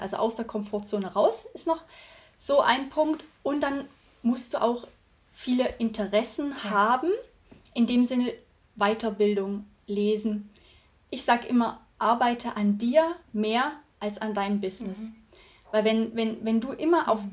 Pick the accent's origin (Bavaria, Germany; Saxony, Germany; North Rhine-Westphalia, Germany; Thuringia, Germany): Thuringia, Germany; Also ich bin in einem 180 Seelenort aufgewachsen in Thüringen